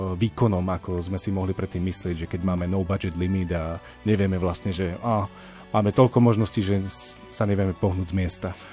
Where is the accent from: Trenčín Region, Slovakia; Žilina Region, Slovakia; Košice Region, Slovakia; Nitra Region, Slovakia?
Trenčín Region, Slovakia; Púchov; moved away as an adult; now in Bratislava, Slovakia; ja pochádzam teda z Púchova a my sme mali v Púchove takú lokálnu kapelu